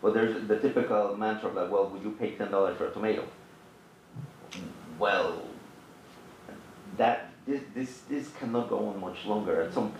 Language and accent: English; Mexico; now in Pennsylvania, United States; I was born and raised in Mexico, and I teach math at Berks.